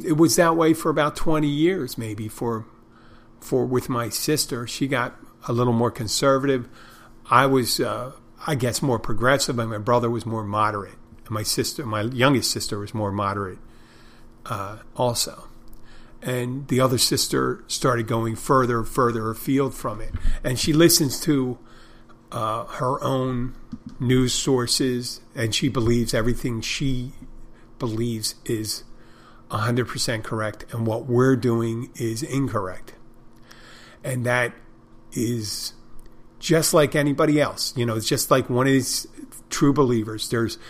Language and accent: English; Odenton, Maryland, United States; I'm from Odenton, Maryland. Originally.